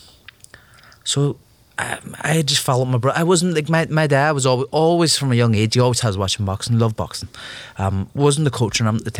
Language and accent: English; Belfast, Northern Ireland, United Kingdom; born or raised there